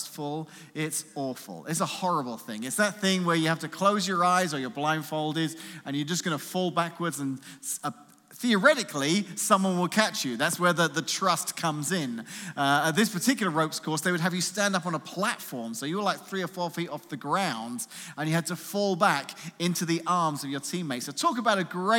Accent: London, United Kingdom; moved away as an adult; now in United States; I'm not from America originally. I'm actually from somewhere a little bit east of here called London, England.

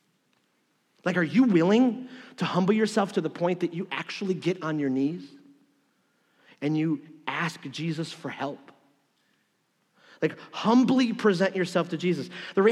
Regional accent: Detroit, Michigan, United States; moved away; I'm from Detroit

